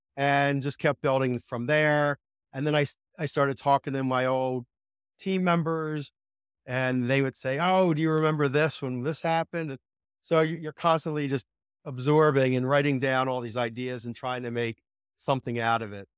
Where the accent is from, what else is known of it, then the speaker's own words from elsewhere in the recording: Philadelphia, Pennsylvania, United States; I grew up in Ph, Philadelphia